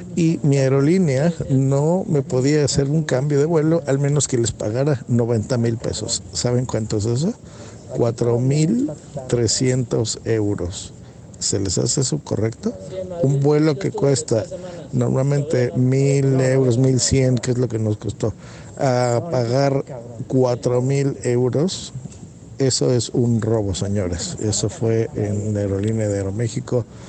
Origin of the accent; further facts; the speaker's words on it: Mexico; mi país